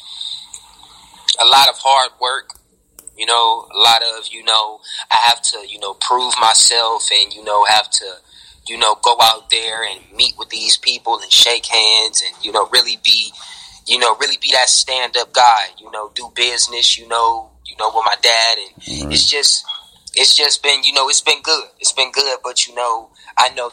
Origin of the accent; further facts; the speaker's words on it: Cleveland, Ohio, United States; also born or lived in Columbus, Ohio; I was actually born in Columbus, Ohio, but I was raised in Cleveland, Ohio my whole, you know, 21 years of living.